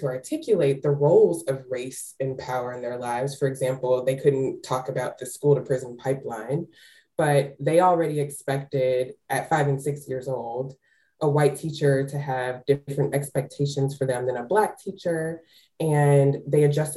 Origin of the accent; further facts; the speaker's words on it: Texas, United States; I started doing this work as an advocate in my home state of Texas